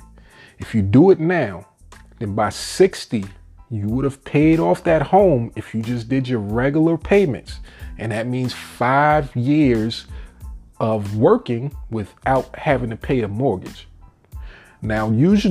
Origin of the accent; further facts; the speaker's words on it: New York, United States; moved away as an adult; now in Virginia, United States; I'm from New York, but I left that money pit about 15 years ago to move down here to Virginia